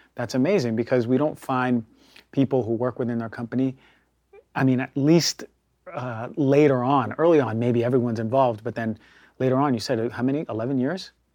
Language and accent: English; New York, United States; growing up in New, New York